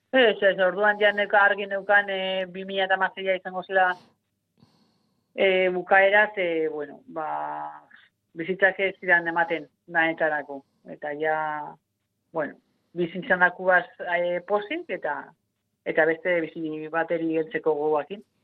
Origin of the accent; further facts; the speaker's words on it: Otxandio, Basque Country, Spain; txikitan e, bai. otxandioko eskolan zen kirol da eskolarra eta eta bertan egiten nuen hasieran